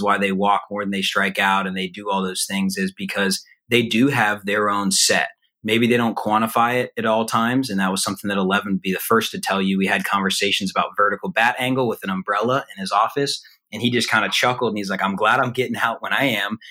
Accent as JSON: {"language": "English", "town": "Atlanta", "region": "Georgia", "country": "United States", "tie": "born or raised there", "moved": "as an adult", "said": "being back in my hometown of Atlanta"}